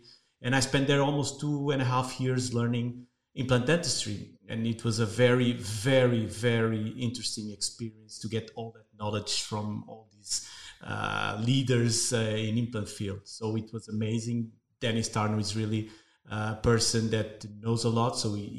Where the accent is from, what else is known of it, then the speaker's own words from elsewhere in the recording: Lisbon, Portugal; also born or lived in New York; I come from Lisbon. It's trendy now.